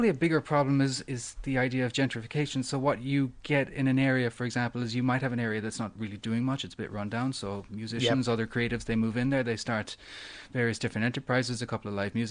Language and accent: English; Cork, Munster, Ireland; moved away as an adult; now in Australia; probably the greatest ever live music venue in my hometown in Cork was a place called the Lobby Bar